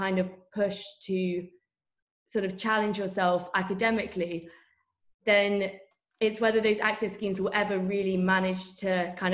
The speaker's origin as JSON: {"language": "English", "town": "Bath", "region": "South West England", "country": "United Kingdom", "said": "I'm from Bath, which is obviously geographically very close to Bristol"}